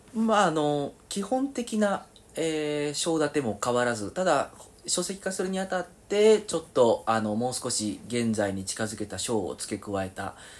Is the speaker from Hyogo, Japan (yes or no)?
yes; Kobe, Hyogo, Japan; born or raised there